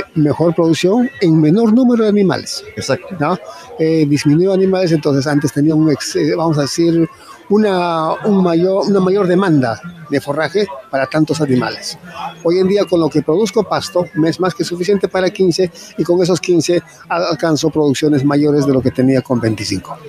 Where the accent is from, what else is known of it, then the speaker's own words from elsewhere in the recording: Caracoto, Puno, Peru; yo vengo desde Perú, de la región Puno, ¿no? Eh, principalmente un distrito que se llama Caracoto